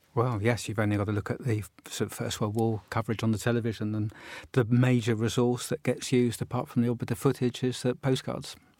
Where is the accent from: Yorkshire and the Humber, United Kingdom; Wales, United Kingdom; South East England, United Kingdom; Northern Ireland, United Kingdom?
South East England, United Kingdom; Portsmouth; I collect Portsmouth cards, my hometown